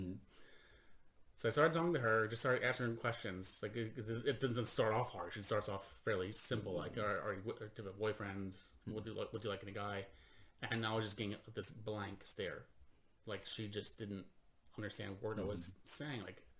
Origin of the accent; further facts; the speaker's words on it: United States; now in Sweden; So for me, so I'm an American living in Sweden. I started performing here, pretty much always performing in English.